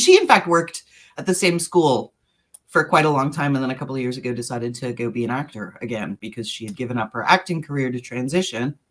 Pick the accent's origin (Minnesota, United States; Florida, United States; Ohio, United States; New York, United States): New York, United States; moved away as an adult; now in Appleton, United States; we're originally from New York, and we've been living in Appleton, Wisconsin, uh, basically because of this job